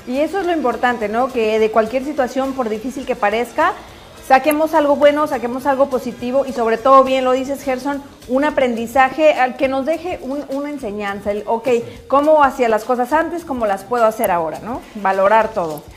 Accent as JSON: {"language": "Spanish", "town": "Orizaba", "region": "Veracruz", "country": "Mexico", "said": "Orizaba, que es de donde yo soy"}